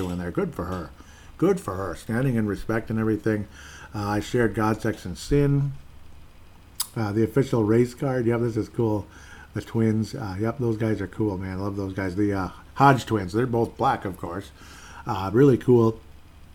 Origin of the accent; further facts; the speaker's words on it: Golden Valley, Minnesota, United States; I'm from Golden Valley, Minnesota